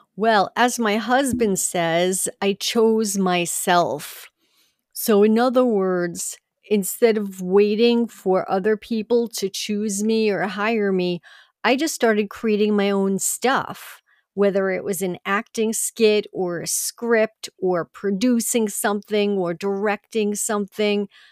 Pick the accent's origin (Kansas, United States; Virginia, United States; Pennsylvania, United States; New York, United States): New York, United States; Long Island; I grew up on Long Island, New York